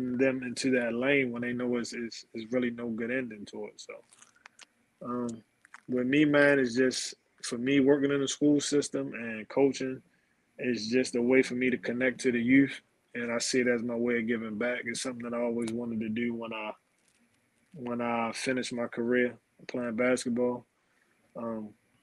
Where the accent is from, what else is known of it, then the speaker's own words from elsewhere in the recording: Baltimore, Maryland, United States; also born or lived in Germany; growing up in East Baltimore was kind of tough